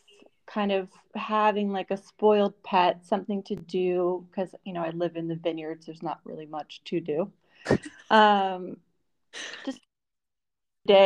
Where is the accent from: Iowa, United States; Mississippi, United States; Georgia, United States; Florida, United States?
Florida, United States; also born or lived in New York; now in Italy; I am originally from Florida, and I moved to New York